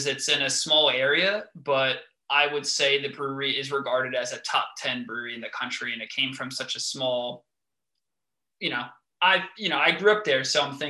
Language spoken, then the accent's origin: English; New York, United States; moved away as an adult; now in New Jersey, United States; I have been here for a year and a half, and I still tell my patients it's a conversation piece that I'm from New York